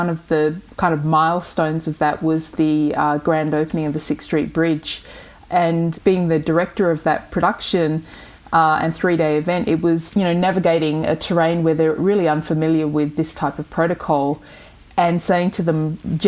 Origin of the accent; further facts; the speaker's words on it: Broome, Western Australia, Australia; moved away as an adult; also born or lived in Derby, Western Australia; now in Los Angeles, United States; I grew up in Broome